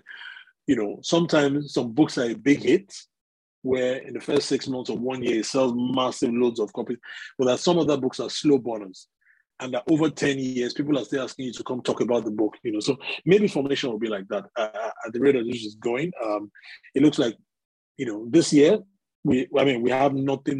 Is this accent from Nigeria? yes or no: yes; Nigeria; moved away as an adult; now in United Kingdom; I grew up in Nigeria for the first my first 25 years, I grew up in Nigeria